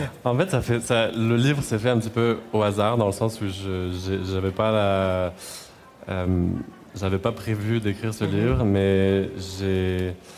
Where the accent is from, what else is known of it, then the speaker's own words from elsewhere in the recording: Clermont-Ferrand, Auvergne-Rhône-Alpes, France; moved away as an adult; also born or lived in Lyon; now in Montreal, Canada; J'ai habité à Lyon deux ans avant ça, puis avant dans ma ville natale qui s'appelle Clermont-Ferrand, qui est à une heure et demie de Lyon